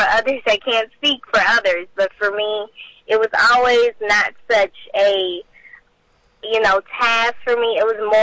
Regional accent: Port Arthur, Texas, United States; I'm 18 years old, and I'm from Port Arthur, Texas.

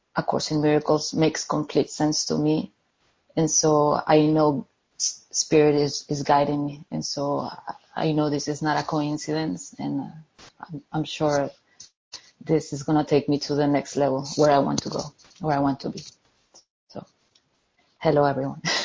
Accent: Colombia; now in London, United Kingdom; I'm calling from London, uh, in the UK, but I'm originally from Colombia

